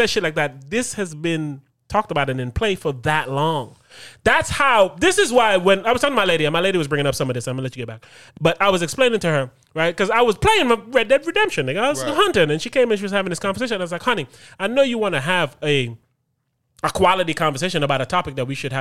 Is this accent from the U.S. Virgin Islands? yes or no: yes; U.S. Virgin Islands; growing up in St. Thomas